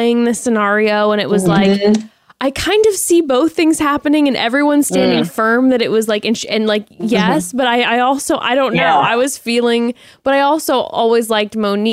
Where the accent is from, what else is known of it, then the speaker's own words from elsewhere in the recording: Orange County, California, United States; growing up in Orange County